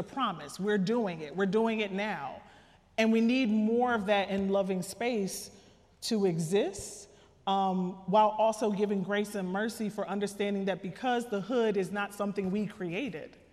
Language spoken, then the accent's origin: English; Trenton, New Jersey, United States; I'm from Trenton, New Jersey. Shout out to the hood.